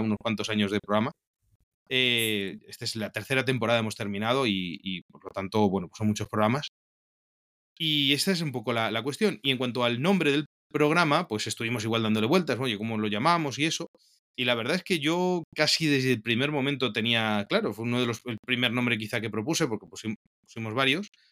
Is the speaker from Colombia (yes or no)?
no; Spain; also born or lived in Toledo / Peru; soy un sacerdote español